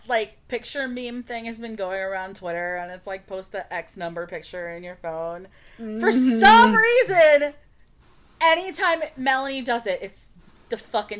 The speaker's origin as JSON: {"language": "English", "country": "United States", "said": "glad we're American."}